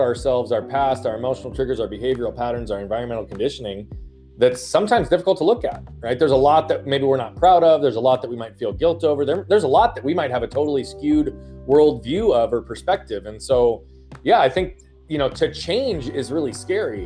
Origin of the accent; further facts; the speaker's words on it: Phoenix, Arizona, United States; also born or lived in Australia / England; I am from Phoenix, Arizona